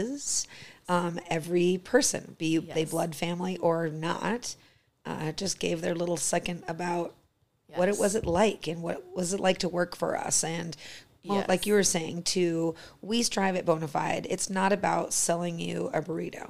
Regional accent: Arizona, United States; now in Sheridan, United States; me growing up in Arizona

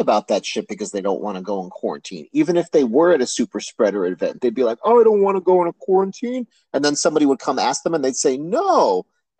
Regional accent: United States; as an American here

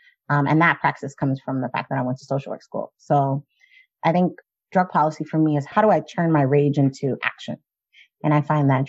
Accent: New York City, New York, United States; I grew up in Giuliani, New York City. So I was here. I was born during the time of Dinkins.

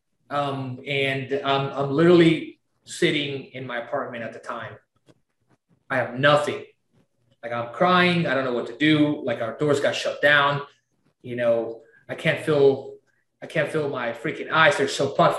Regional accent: Tarapoto, San Martín, Peru; also born or lived in Lima, Peru; now in Houston, United States; I was born in Peru, small little town. And I am from this little town called Tarapoto, right? And I lived in Lima, the capital

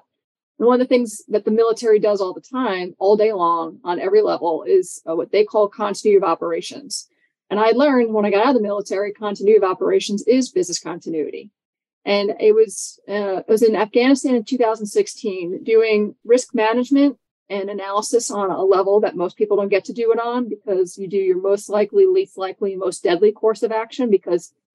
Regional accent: New York City, New York, United States; I'm from New York City

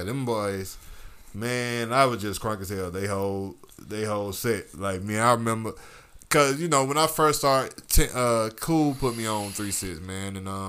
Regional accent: the South, United States; I'm a Southerner.

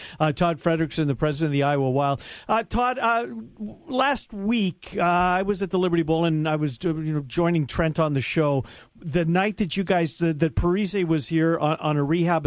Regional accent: Canada; growing up in Canada

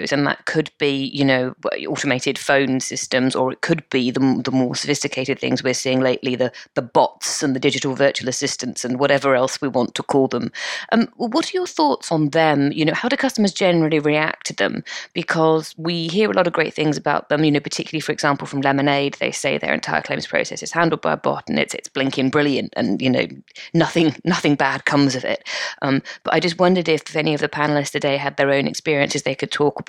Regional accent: United Kingdom; I'm British

